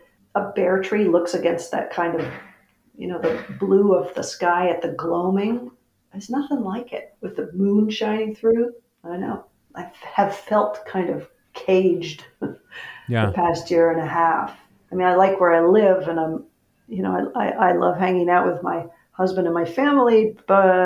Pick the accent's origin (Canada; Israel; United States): United States; Etna, New Hampshire; moved away as an adult; now in California, United States; I was born in Aetna